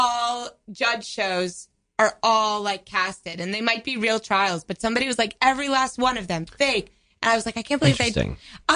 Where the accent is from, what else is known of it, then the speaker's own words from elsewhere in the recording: Florida, United States; now in New York, United States; I'm from Florida.